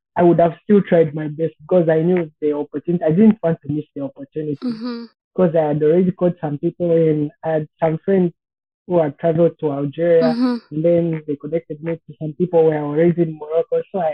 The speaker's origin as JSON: {"language": "English", "region": "Copperbelt Province", "country": "Zambia", "said": "I come from Copperbelt."}